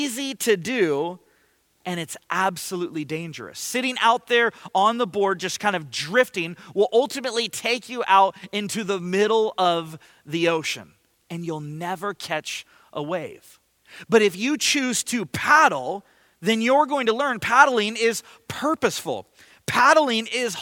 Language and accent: English; Ventura, California, United States; moved away; I grew up surfing. I grew up in Ventura